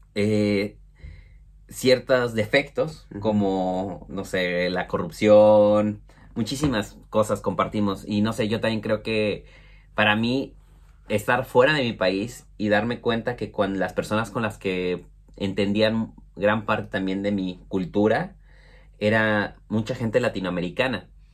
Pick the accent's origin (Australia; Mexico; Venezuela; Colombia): Mexico; Mexico City; moved away as an adult; now in Bristol, United Kingdom; nosotros somos originarios de la Ciudad de México